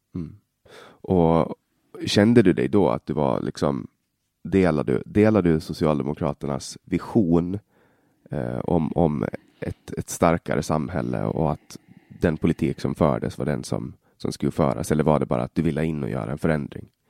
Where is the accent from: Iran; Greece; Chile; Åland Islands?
Åland Islands; Finland, Åland; first language Swedish; also born or lived in Stockholm; Jag, jag kommer ju från Åland i, i Finland